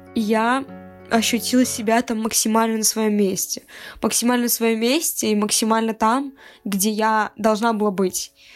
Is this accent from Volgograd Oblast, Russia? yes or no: no; Cherepovets, Vologda Oblast, Russia; now in Saint Petersburg, Russia; это мой родной город